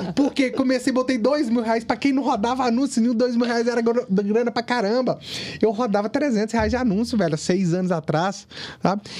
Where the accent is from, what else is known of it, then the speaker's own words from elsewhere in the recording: Ipatinga, Minas Gerais, Brazil; now in Vila Velha, Brazil; eu vim do interior, eu vim de Patinga